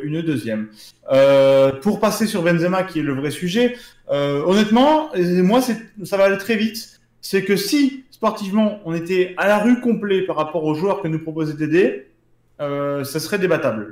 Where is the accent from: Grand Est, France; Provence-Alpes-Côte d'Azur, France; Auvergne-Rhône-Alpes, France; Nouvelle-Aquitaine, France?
Provence-Alpes-Côte d'Azur, France; Marseille; je suis Marseillais